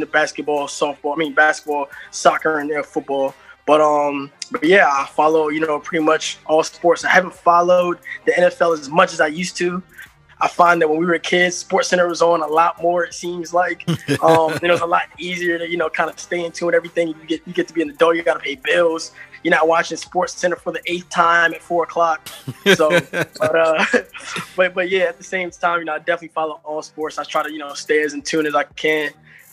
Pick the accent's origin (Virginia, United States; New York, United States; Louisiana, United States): Virginia, United States; Sterling; moved away as an adult; also born or lived in Petersburg, Virginia; now in Washington, D.C., United States; I'm from Sterling, Virginia, born and raised. I currently live in Washington, D.C.